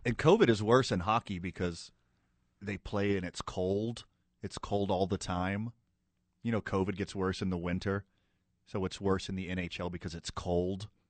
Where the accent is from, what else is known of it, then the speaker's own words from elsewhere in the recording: Houston, Texas, United States; now in Indianapolis, United States; I was from Houston